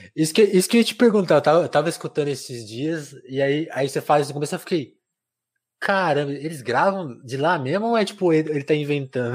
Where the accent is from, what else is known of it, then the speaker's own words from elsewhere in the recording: São Paulo, Brazil; eu sou de São Paulo, eu, eu sou paulistano oficialmente